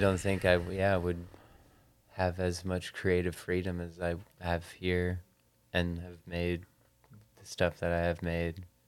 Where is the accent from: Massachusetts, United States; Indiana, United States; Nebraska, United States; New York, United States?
Nebraska, United States; moved away; I'm from Nebraska